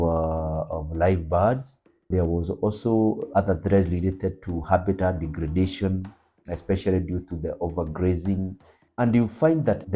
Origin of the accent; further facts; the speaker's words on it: Lake Ol Bolossat, Nyandarua County, Kenya; I was raised near Lake Ol Bolossat